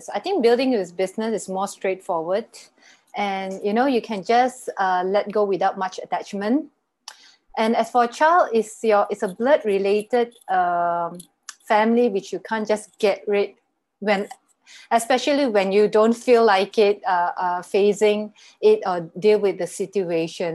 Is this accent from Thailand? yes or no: no; Malaysia; I'm from Malaysia, and currently I'm based here